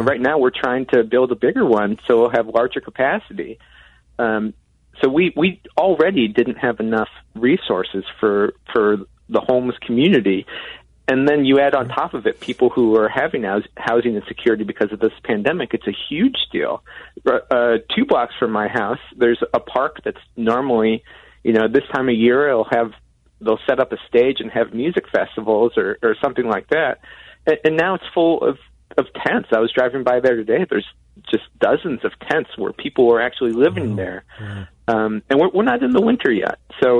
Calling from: Madison, Wisconsin, United States; I'm calling you from Madison, Wisconsin

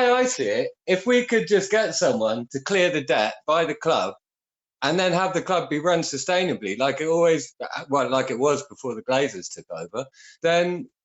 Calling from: France; Well, I'm calling from {S0} France, {S4} Richie

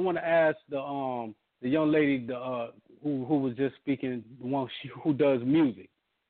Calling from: Orlando, Florida, United States; I'm from Orlando.

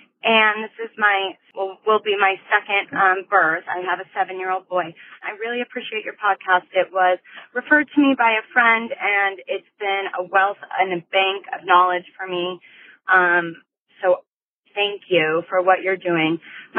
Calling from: Denver, Colorado, United States; I'm calling from Denver.

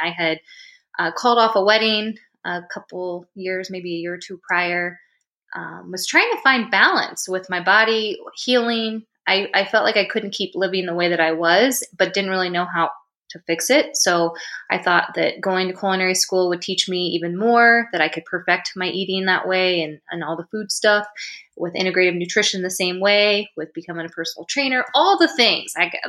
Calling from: Indianapolis, Indiana, United States; I am from Indianapolis, Indiana, and it's cold here.

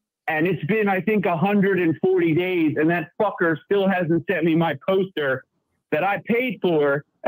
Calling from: Pottstown, Pennsylvania, United States; I'm in Pottstown, Pennsylvania. I'm about 45 minutes outside of Philly.

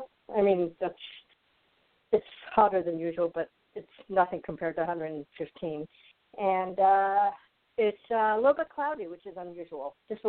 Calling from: Arizona, United States; I'm calling from Arizona, and the weather is it's very dry, about 102 degrees

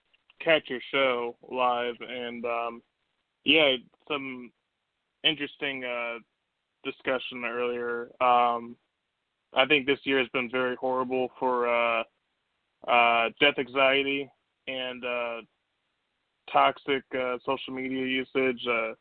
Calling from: Virginia, United States; from Virginia.

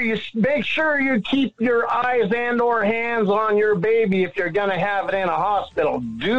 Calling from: Pacific Northwest, United States; Up by the border, Washington, Idaho, Canada border, up here in the corner.

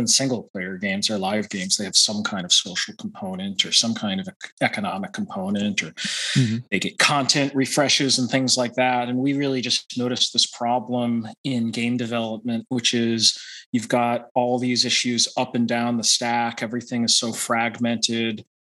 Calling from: Boston, Massachusetts, United States; I'm in the East Coast around Boston.

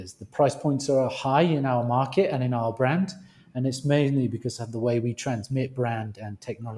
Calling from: Colombia; Colombia. That's where I'm calling you from. That's right. But I don't sound very Colombian. No, I am. I'm British Colombian.

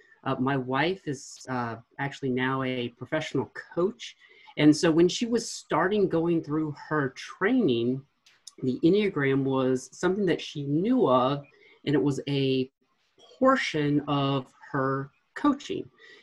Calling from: Knoxville, Tennessee, United States; I am calling from Knoxville, Tennessee.

